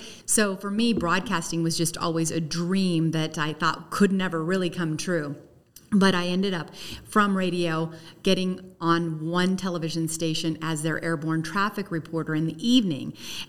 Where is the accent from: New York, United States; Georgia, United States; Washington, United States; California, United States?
California, United States; Sacramento; My backstory is that I came from Sacramento almost 26 years ago, and I was a reporter.